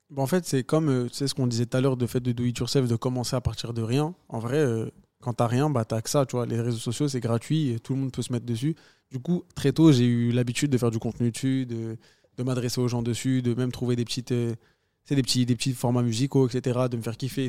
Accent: France; je me considère 100% algérien, 100% euh, français

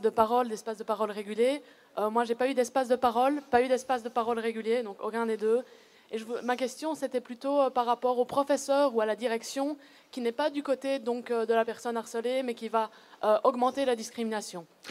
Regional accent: Belgium; je viens de Belgique aussi. Et euh, j'ai été harcelée donc, de ma deuxième maternelle à ma réto

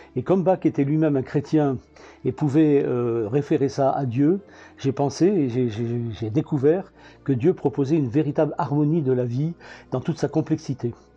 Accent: Antibes, Provence-Alpes-Côte d'Azur, France; moved away as an adult; also born or lived in Ardèche; now in Albi, France; je suis originaire d'Antibes

